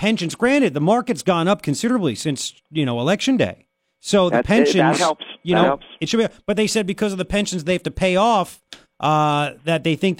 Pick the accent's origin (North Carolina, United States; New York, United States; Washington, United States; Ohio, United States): New York, United States; Long Island; I grew up in Long Island